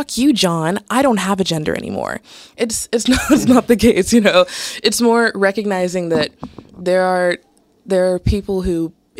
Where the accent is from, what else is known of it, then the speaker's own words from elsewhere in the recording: Southern United States, United States; felt like people were imposing a masculinity on me that I didn't want, like, my entire life, especially growing up in the South